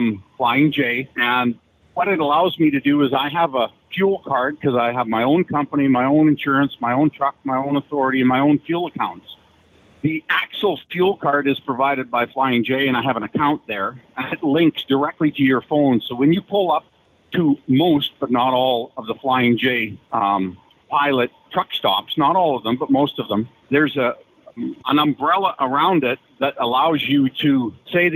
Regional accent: Canada; I'm a Canadian caller.

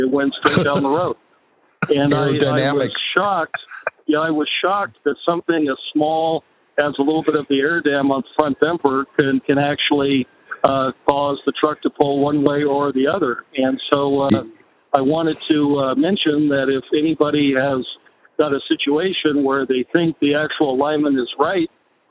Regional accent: Los Angeles, California, United States; I'm actually from Los Angeles

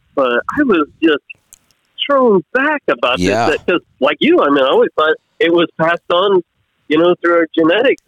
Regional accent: Kansas, United States; I'm from Kansas. I mean, this is where all the wheat and corn is made

